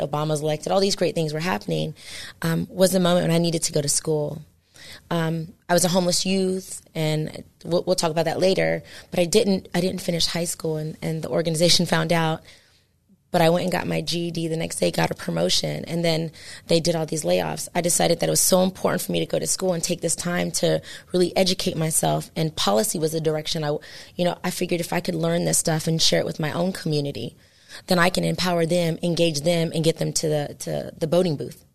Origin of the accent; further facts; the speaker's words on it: San Jose, California, United States; I'm from San Jose, California